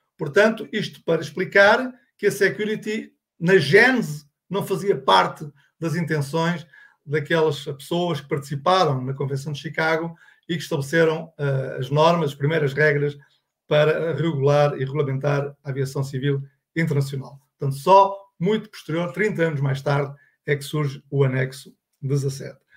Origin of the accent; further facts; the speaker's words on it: Portugal; accent: Portuguese; pelo meu sotaque, sou português, de Portugal